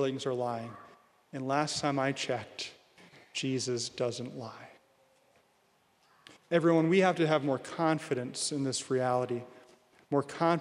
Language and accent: English; Williston, North Dakota, United States; now in Bismarck, United States; I'm from Williston